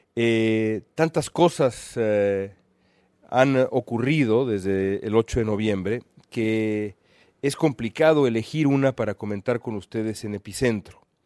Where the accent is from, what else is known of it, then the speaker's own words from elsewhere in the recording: Mexico; moved away as an adult; now in United States; como periodista mexicano